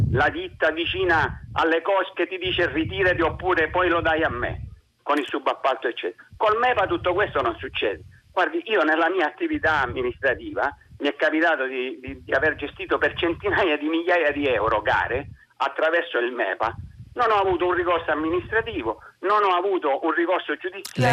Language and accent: Italian; Reggio Calabria, Calabria, Italy; also born or lived in Lombardy; Io sono di Reggio Calabria